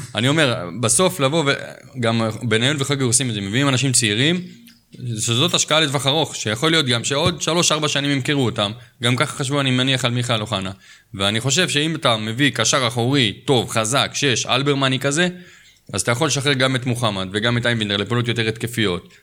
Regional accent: Jerusalem, Jerusalem District, Israel; אנחנו כירושלמים

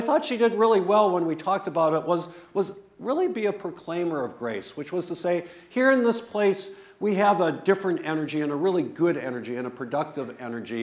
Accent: West Bend, Wisconsin, United States; I grew up in West Bend, Wisconsin, which when I was growing up was like totally German

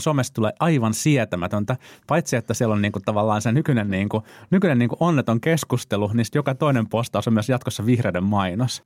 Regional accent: Vantaa, Uusimaa, Finland; mä olen siis vantaalainen

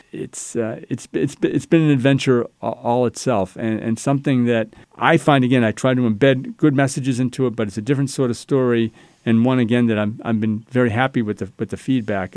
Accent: Salem, New Hampshire, United States; I grew up in Salem, New Hampshire

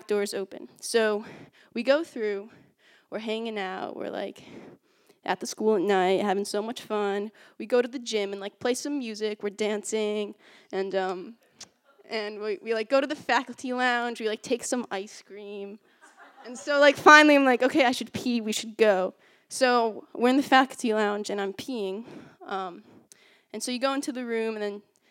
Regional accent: Hastings-on-Hudson, New York, United States; I grew up in New York in a pretty small town called Hastings on Hudson

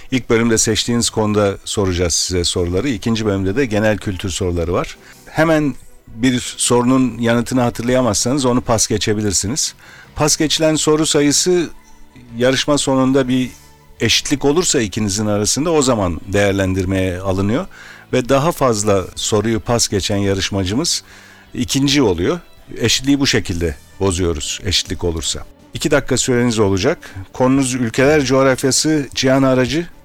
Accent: Ankara, Turkey; Evet Ankara'dan geldim.

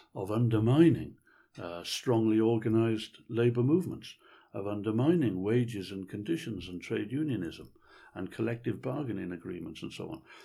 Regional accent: Wales, United Kingdom; I've always regarded myself as being patriotically Welsh.

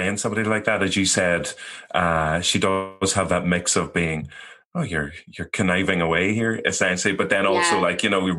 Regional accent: Ireland; as Irish people as well

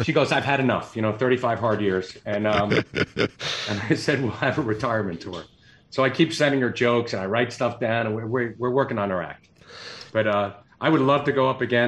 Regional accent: New Jersey, United States; I'm from Jersey

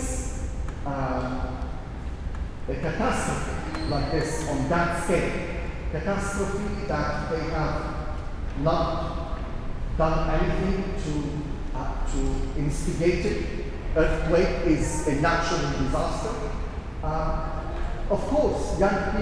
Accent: Syria; now in London, United Kingdom; In my hometown and in the town in the neighborhood where I was born and raised

